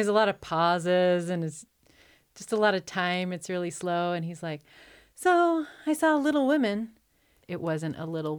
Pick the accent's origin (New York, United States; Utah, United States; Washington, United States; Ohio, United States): New York, United States; Staten Island; I'm from Staten Island.